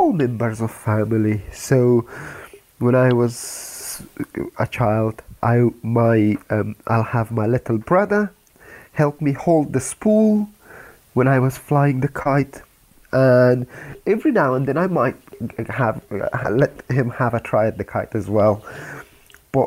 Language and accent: English; Afghanistan; now in United Kingdom; As a child, when I grew up in Afghanistan